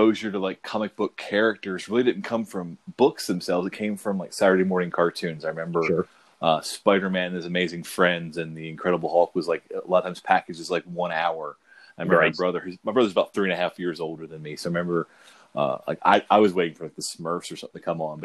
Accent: Huntington, West Virginia, United States; born or raised there; also born or lived in Philadelphia, Pennsylvania

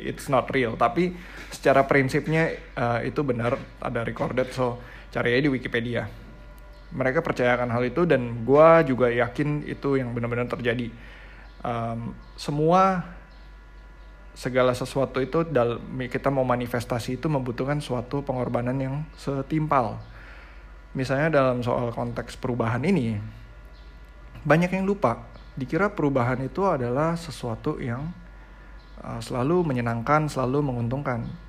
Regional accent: Indonesia

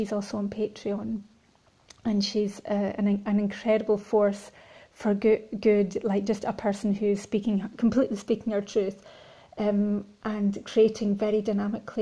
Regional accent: Scotland, United Kingdom; growing up in Scotland and rurally

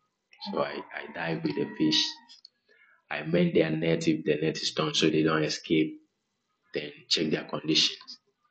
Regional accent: Aplaku, Volta, Ghana; I'm from Aplau, okay, the Volta region of Ghana. And I moved in and around. So all my childhood is, I spent it within the water bodies

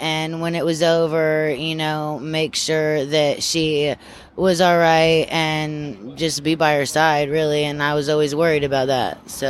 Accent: Amsterdam, New York, United States; I was born in Amsterdam. So we kind of like, it was just a bunch of small little towns. I remember living in Johnstown, Rotterdam, Gloversville. Schenectady was one of the closer ones.

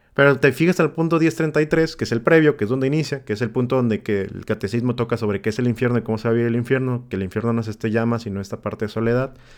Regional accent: Tepic, Nayarit, Mexico; tres tíos en Tepic, de donde soy yo

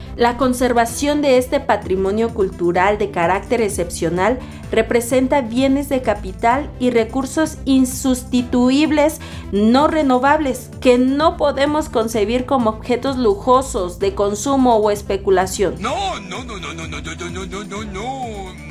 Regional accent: Mexico; los valores que nos dan identidad como mexicanos

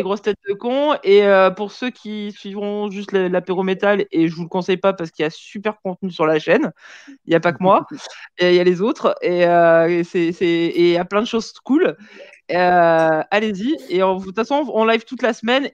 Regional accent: Vaucluse, Provence-Alpes-Côte d'Azur, France; moved away as an adult; also born or lived in Marseille; now in Lyon, France; J'ai grandi dans le Vaucluse

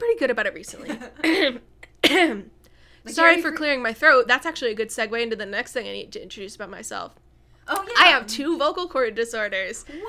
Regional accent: Michigan, United States; moved away as an adult; also born or lived in Central Florida, United States; now in Florida, United States; We're both from Central Florida. When I was 10 and you were 12, we moved to Michigan. And for college, I moved back to Florida, Central Florida, when I was about 18

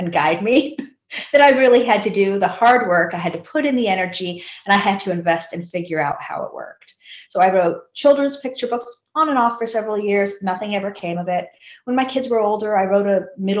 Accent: Seattle, Washington, United States; I grew up in Seattle.

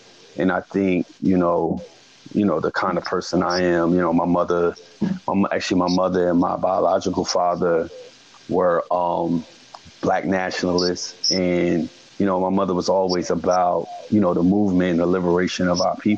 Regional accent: East Orange, New Jersey, United States; I come from East Orange, North New Jersey, the urban

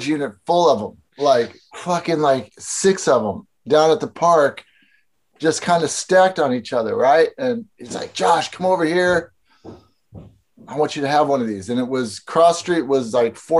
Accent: Normal, Illinois, United States; moved away as an adult; I was born in Normal. And that's where I grew up, like for my first 20 years of my life

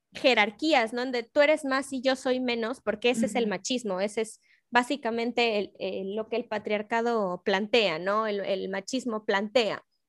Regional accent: Mexico

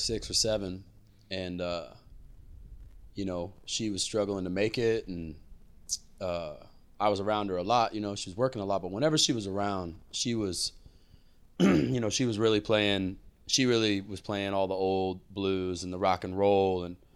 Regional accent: San Benito, Texas, United States; I was born in the Rio Grande Valley, and that's in deep South Texas, about 10 minutes from Mexico, where the Rio Grande comes out at the Gulf of Mexico, literally the southernmost point of the very bottom of Texas.

